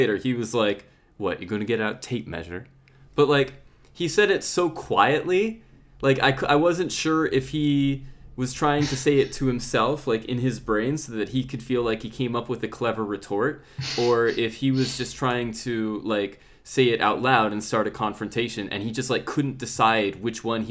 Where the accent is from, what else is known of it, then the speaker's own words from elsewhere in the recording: United States; moved away as an adult; now in United Kingdom; I'm American